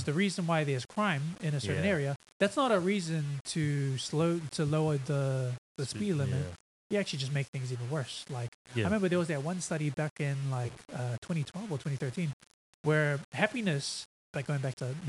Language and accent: English; Auckland, New Zealand; moved away as an adult; now in Australia; So I grew up in South Auckland. My mom lives in South Auckland.